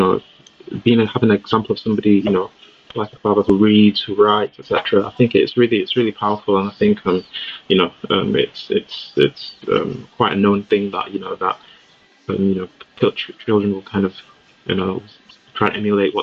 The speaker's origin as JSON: {"language": "English", "town": "Leeds", "region": "Yorkshire and the Humber", "country": "United Kingdom", "tie": "born or raised there", "also_born_or_lived": "Nigeria / Riyadh, Saudi Arabia", "said": "I've been living in Leeds most of my life, like over 20 plus years. So a lot of my formative years in Leeds"}